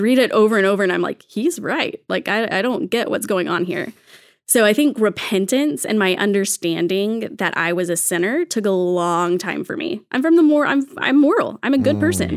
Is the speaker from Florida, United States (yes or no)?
no; Texas, United States; I'm from Texas, so from the Bible Belt South.